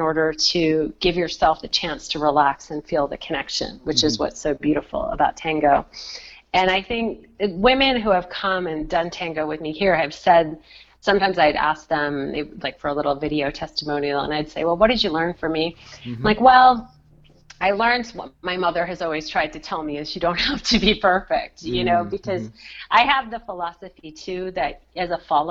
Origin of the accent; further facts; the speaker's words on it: Rhode Island, United States; also born or lived in San Francisco; I know the community in my home state pretty well, Rhode Island